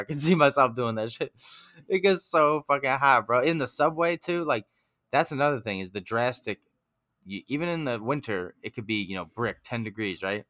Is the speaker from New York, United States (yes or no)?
yes; Huntington, New York, United States; Huntington, my hometown.